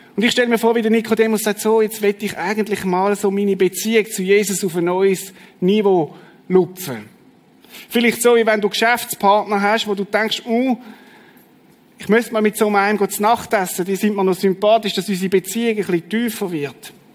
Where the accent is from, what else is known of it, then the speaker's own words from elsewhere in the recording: Schaffhausen, Switzerland; ich bin im Kanton Schaffhausen aufgewachsen